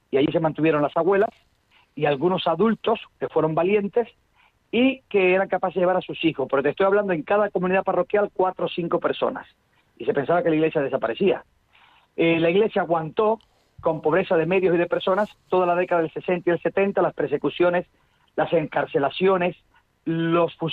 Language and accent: Spanish; Cuba; Bueno, eh, yo nací en una familia católica y nací en un templo en Cuba.